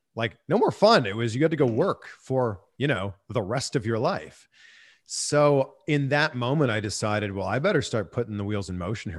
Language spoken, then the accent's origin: English; Toronto, Ontario, Canada; moved away as an adult; also born or lived in Peterborough, Ontario / Vancouver / Cleveland / Miami; now in Los Angeles, United States; my hometown in Toronto